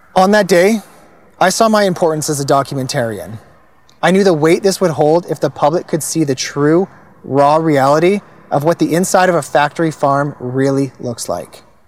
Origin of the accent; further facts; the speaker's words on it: Kelowna, British Columbia, Canada; also born or lived in Langley, British Columbia / Cloverdale, British Columbia; I was born in Langley and I grew up in an upper middle class family. Attended private school in Cloverdale until we moved to Kelowna when I was in grade five. I then continued in private school until graduation